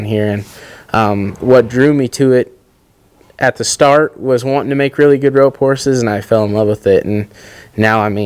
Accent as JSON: {"language": "English", "town": "Riverton", "region": "Utah", "country": "United States", "tie": "born or raised there", "said": "I grew up in Riverton, Utah"}